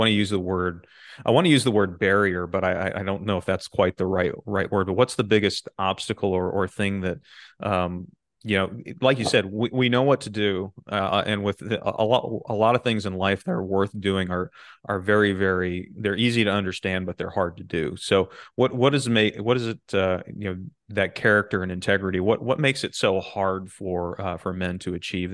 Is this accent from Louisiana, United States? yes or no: no; South Central Michigan, United States; I grew up in a small town in South Central Michigan